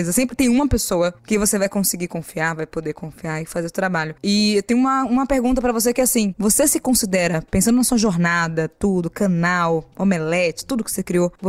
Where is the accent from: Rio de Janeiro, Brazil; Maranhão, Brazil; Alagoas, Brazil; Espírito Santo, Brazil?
Maranhão, Brazil; Aí a pessoa fala, ah, eu sou do Nordeste da Maranhão. Eu falei, ah, eu também, eu também sou.